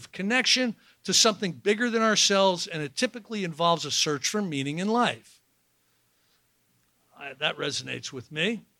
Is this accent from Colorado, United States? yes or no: no; New Jersey, United States; I'm from New Jersey